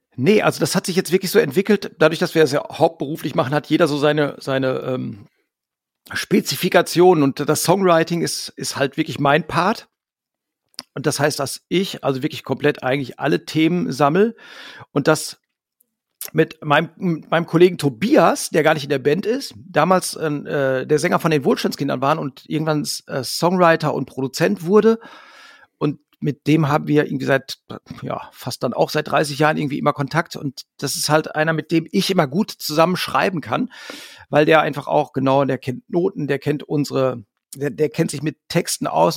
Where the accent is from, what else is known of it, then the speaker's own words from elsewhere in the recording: Hamm, North Rhine-Westphalia, Germany; wir kommen halt alle aus Hamm, wir haben uns in Hamm gegründet